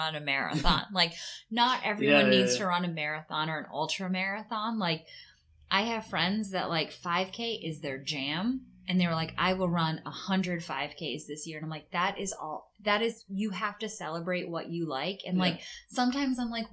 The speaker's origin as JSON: {"language": "English", "town": "Boston", "region": "Massachusetts", "country": "United States", "tie": "born or raised there", "moved": "yes", "lives_now": "Netherlands", "said": "I grew up in the Boston area"}